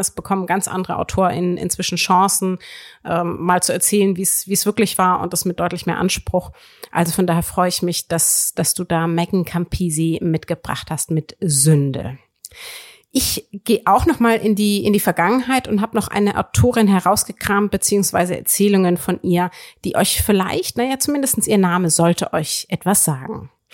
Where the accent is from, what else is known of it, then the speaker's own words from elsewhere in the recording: Würzburg, Bavaria, Germany; ich komme ja nun aus, aus Würzburg, wo man sehr viel über die katholische Kirche lernt